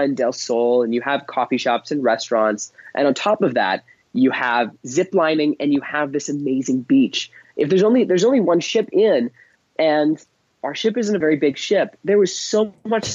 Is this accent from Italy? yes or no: no; Canada; as a Canadian